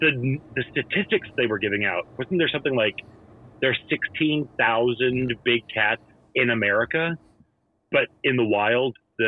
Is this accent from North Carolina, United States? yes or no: no; St. Louis, Missouri, United States; I grew up in St. Louis